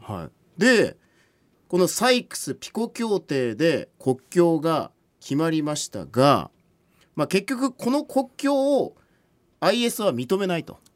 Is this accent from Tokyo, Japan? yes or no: no; Yamaguchi, Japan; born or raised there